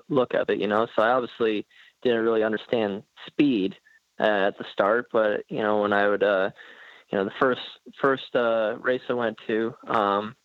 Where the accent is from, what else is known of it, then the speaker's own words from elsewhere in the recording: southwest Washington, United States; also born or lived in Centralia, Washington; I was born in Centralia, Washington, which is in southwest Washington. And then I grew up about 30 minutes west of there